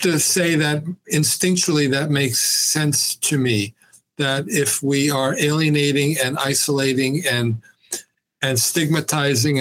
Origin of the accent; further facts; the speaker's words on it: New York City, New York, United States; moved away as an adult; also born or lived in Binghamton, New York; I grew up in New York City